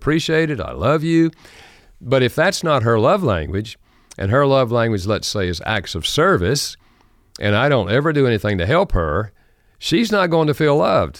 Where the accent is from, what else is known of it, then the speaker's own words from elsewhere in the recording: North Carolina, United States; accent: Southern American; I grew up in North Carolina. Uh, thus, I have a Southern American accent